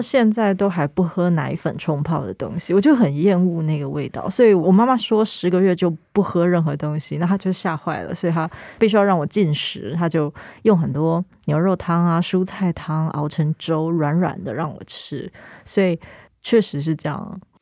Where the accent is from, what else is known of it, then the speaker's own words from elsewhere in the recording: northern Taiwan, Taiwan; 我是北部人，很多人因为要离家背井，他原本的大家族可能要到逢年过节才能够相会，可是因为我是一直浸泡在这个大家族里头，我的，我们北部家庭，然后可是所有的亲人是住在同一块地上